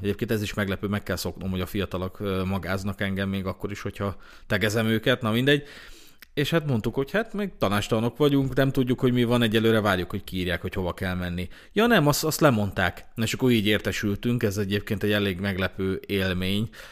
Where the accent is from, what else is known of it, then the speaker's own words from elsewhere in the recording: Hungary; magyarok vagyunk